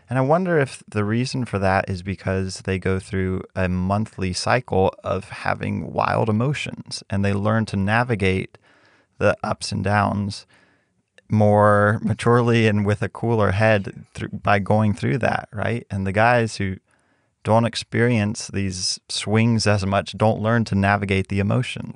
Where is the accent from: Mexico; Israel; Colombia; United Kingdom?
Mexico; growing up in Mexico